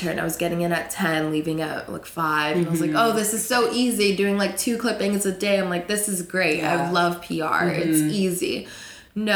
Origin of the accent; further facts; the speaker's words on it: South Florida, United States; moved away as an adult; now in New York, United States; I'm from Florida. Cool. South Florida